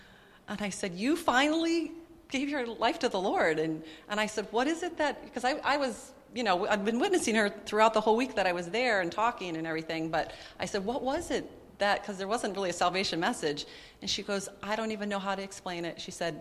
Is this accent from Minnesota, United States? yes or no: yes; Minnesota, United States; moved away as an adult; We moved away from Minnesota, which is where we had grown up